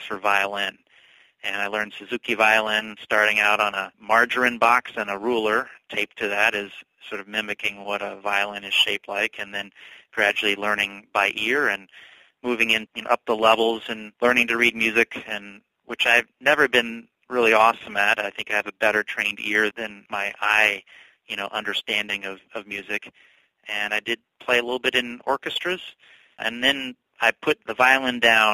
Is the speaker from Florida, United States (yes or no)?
no; North Carolina, United States; moved away as an adult; also born or lived in Germany / Milwaukee; now in Oconomowoc, United States; I grew up in North Carolina